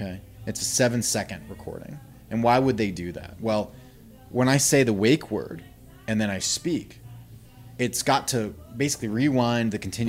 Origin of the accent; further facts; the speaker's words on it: the South, United States; I feel like living in the South sometimes. I grew up in the South.